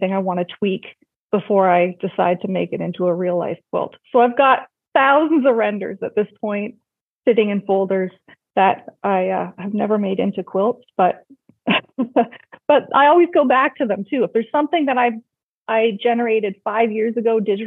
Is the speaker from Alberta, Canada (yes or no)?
no; Lindsay, Ontario, Canada; I grew up in a small town not far from Toronto, so about an hour away, called Lindsay, Ontario.